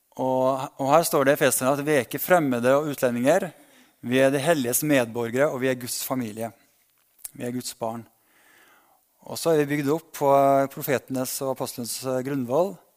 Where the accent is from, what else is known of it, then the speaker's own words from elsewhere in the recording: Berkåk, Trøndelag, Norway; now in Ålgård, Norway; lot oss vokse opp et lite sted som heter Berkåk i Sør-Trøndelag